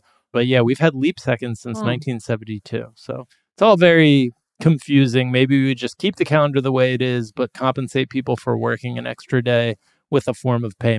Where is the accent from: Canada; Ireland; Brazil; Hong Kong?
Ireland; Dublin, Leinster; I'm from Dublin.